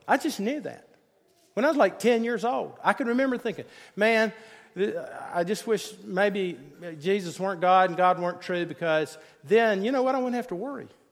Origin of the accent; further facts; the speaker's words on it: Greenville, South Carolina, United States; my mom and dad, they took me to First Presbyterian Church in, in Greenville, South Carolina.